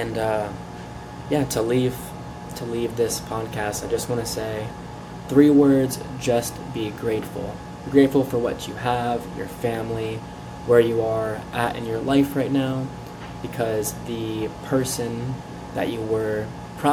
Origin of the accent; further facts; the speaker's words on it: Florida, United States; moved away; I'm from Florida.